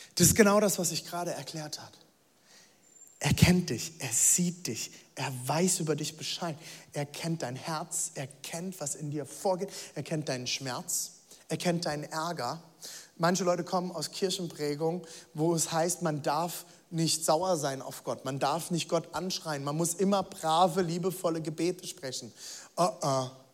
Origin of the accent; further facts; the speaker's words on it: Germany; ich bin Deutscher